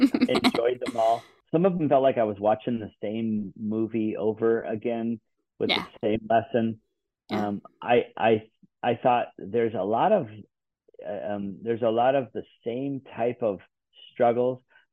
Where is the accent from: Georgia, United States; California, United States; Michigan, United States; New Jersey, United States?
Michigan, United States; Muskegon; Well, I'm from Muskegon, Michigan, but my ancestors are mostly from Germany and Austria.